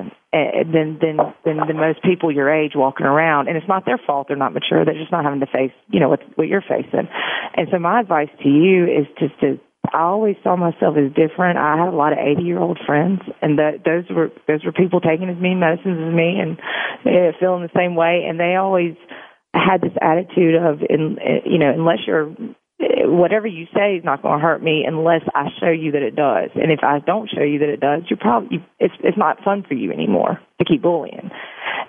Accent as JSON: {"language": "English", "town": "Meridian", "region": "Mississippi", "country": "United States", "tie": "born or raised there", "said": "I grew up in Meridian and went to nursing school in Meridian"}